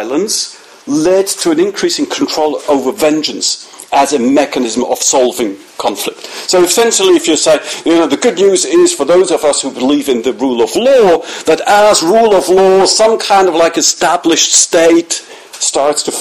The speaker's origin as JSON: {"language": "English", "region": "Zurich", "country": "Switzerland", "said": "I come from Zurich"}